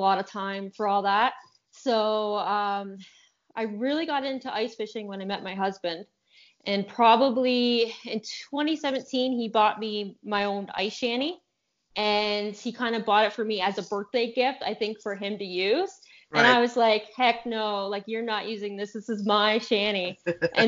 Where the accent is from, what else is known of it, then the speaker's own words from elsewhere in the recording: Ontario, Canada; I'm from Canada, Ontario, Canada